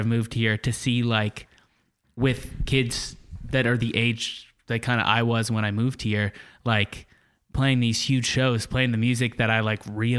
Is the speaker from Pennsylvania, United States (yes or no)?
yes; Pennsylvania, United States; moved away as an adult; also born or lived in State College, Pennsylvania; now in Portland, United States; I grew up in Pennsylvania